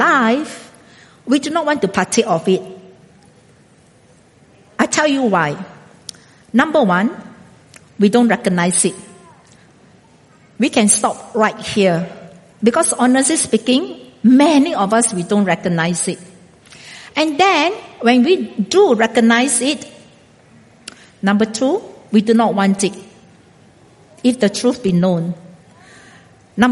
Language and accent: English; Singapore; moved away as an adult; also born or lived in India; now in Brazil; until the day I die, I am still a Singaporean.